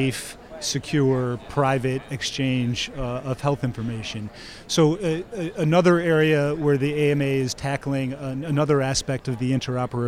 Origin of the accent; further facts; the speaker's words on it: Midwest, United States; now in Chicago, United States; I'm a Midwesterner and I've lived in Chicago for 30 years